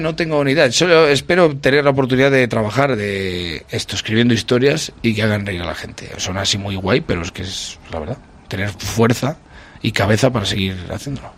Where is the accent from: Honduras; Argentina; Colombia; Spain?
Spain; a village in Valladolid, Castile and León; moved away; soy de un pueblo de Valladolid